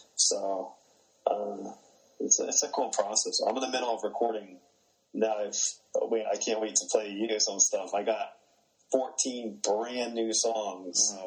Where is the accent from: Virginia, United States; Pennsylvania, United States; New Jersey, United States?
New Jersey, United States; I grew up in New Jersey